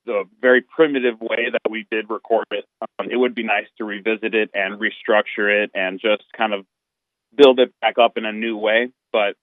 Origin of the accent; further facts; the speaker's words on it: Minneapolis, Minnesota, United States; We all kind of are from the Metro Minneapolis Twin Cities area